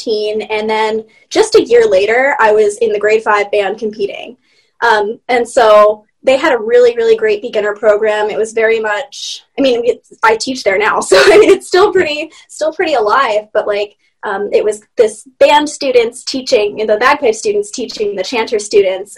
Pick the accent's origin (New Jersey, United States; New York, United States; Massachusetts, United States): New York, United States; upstate; I am born and, you know, bred here in the Americas. I'm from New York, so upstate New York